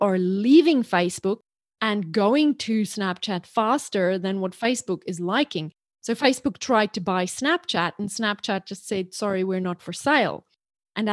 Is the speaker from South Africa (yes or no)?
yes; South Africa; So I grew up in South Africa. My mom was an English teacher. And so she hammered us. And when you're in South Africa, you have to learn the Queen's English.